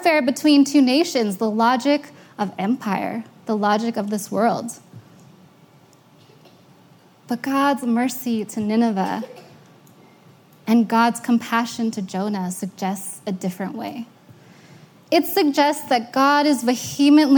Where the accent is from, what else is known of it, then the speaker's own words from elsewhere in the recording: United States; I'm American, but I'm Asian American